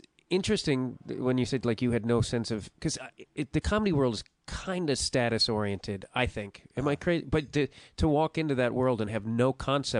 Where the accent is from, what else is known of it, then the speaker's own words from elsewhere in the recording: Chicago, Illinois, United States; I'm from, well, as you know, Chicago.